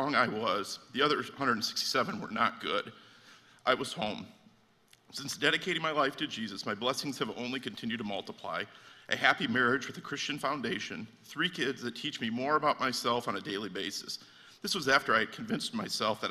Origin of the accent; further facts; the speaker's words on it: Michigan City, Indiana, United States; I grew up in Michigan City.